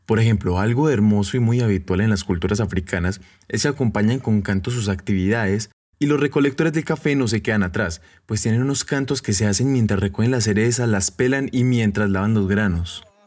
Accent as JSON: {"language": "Spanish", "country": "Colombia", "said": "como buen colombiano que soy"}